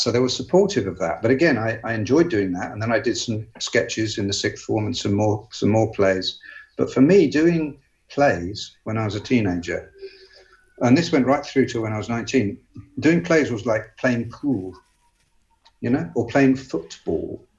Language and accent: English; England, United Kingdom; I'm English